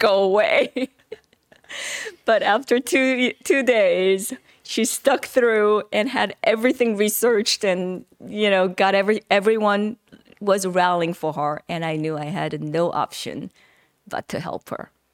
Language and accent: English; South Korea; English is a second language; moved away as an adult; now in United States; growing up in Korea